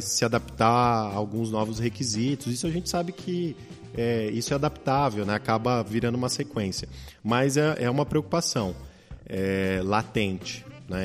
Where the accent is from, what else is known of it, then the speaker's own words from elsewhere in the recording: Brazil; Nós, como bons brasileiros